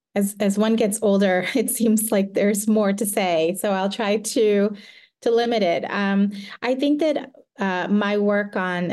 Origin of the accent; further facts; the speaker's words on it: the South, United States; And growing up in the South in the mid-1980s, where the ideas of race were very different from how we talk about them today.